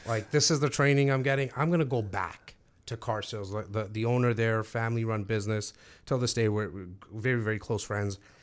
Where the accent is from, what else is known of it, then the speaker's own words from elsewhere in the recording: Toronto, Ontario, Canada; now in Brampton, Canada; I grew up actually in Rexdale